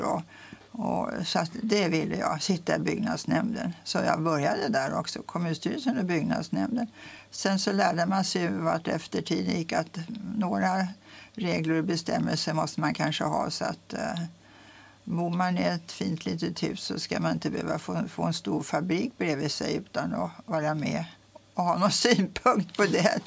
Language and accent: Swedish; Stockholm, Stockholm County, Sweden; also born or lived in Mexico; now in Tyresö, Sweden; jag var uppvuxen i stan, i Stockholm, på Lilla Essingen